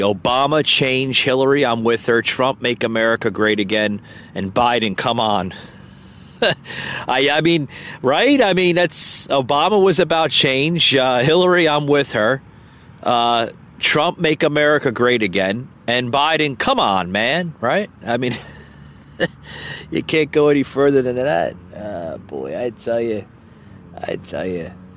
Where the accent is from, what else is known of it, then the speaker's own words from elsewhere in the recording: United States; I'm an American man